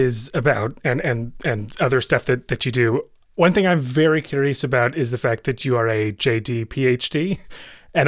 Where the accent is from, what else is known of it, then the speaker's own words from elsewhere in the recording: Midwest, United States; As a young Christian kid in the Midwest